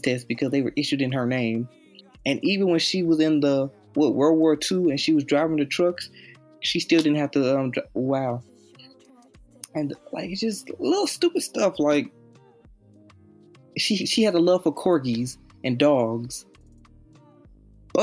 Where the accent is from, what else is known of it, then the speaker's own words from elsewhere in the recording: United States; I'm American